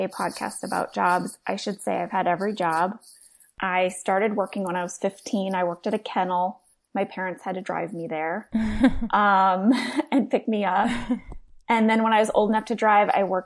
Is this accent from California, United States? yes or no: no; St. Louis, Missouri, United States; I grew up in St. Louis, Missouri.